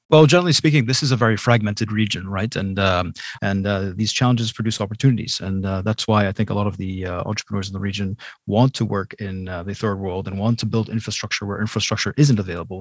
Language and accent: English; Boston, Massachusetts, United States; now in Jordan; I was born and raised in Boston, Massachusetts.